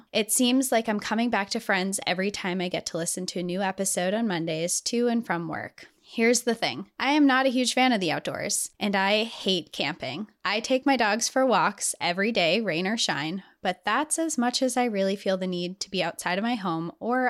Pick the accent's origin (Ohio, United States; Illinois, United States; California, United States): California, United States; moved away as an adult; I grew up in Southern California, but have lived in Iowa for the last 17 years, so I knew dirt, gravel, and unpaved roads.